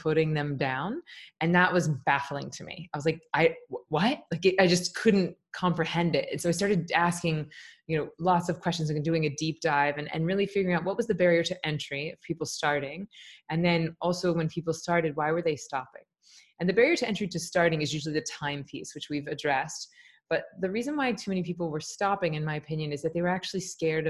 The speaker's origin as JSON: {"language": "English", "town": "Tallahassee", "region": "Florida", "country": "United States", "tie": "born or raised there", "also_born_or_lived": "New York", "said": "I'm from Tallahassee, Florida. I teach in my hometown"}